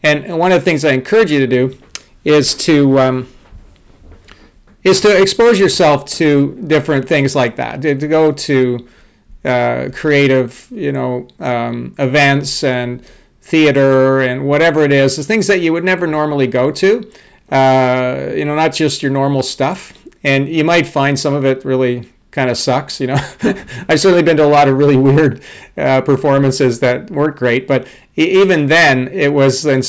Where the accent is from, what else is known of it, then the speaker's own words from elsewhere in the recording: Toronto, Ontario, Canada; I grew up in Toronto, Canada